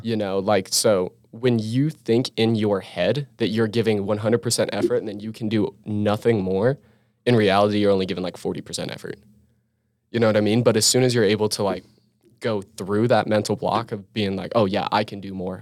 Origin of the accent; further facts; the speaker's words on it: Utah, United States; it's also my home state. I feel comfortable here, you know, I know this state